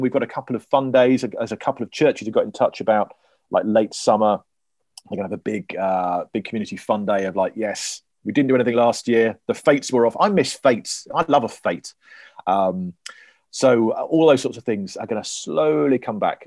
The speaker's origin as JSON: {"language": "English", "area": "Cornwall", "region": "South West England", "country": "United Kingdom", "said": "I'm Cornish"}